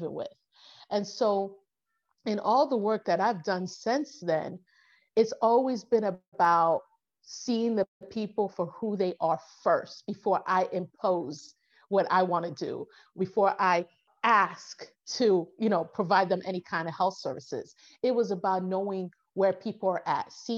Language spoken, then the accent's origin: English; United States; I'm American